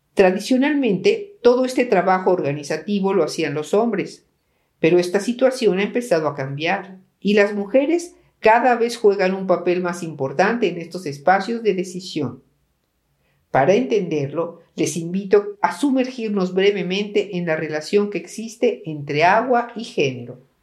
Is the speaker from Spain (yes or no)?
no; Guanajuato, Mexico; a mi tierra guanajuatense